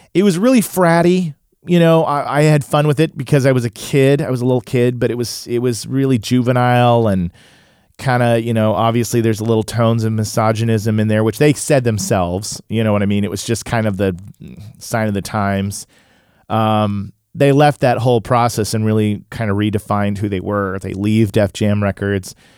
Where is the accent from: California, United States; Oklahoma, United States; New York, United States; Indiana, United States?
Oklahoma, United States; Tulsa; I grew up in Tulsa, Oklahoma, which was a predominantly white neighborhood and school